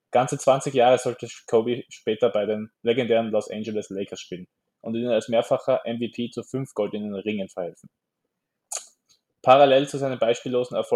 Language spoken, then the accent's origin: German; Austria; wir als Österreicher haben halt einen Bezug zum Skispringen.